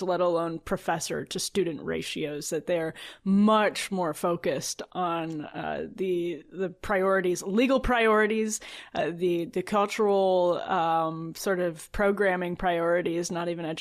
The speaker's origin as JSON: {"language": "English", "region": "Wisconsin", "country": "United States", "said": "I'm from Wisconsin"}